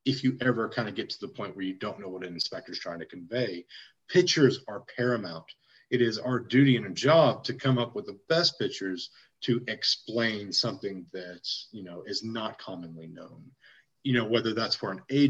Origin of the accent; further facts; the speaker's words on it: Waco, Texas, United States; moved away as an adult; also born or lived in College Station, Texas; now in Austin, United States; I'm from Waco